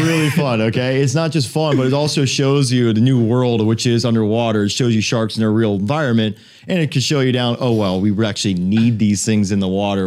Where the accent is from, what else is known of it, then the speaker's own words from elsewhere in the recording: South Florida, United States; I grew up here in South Florida, went to school at University of Miami. This is my hometown here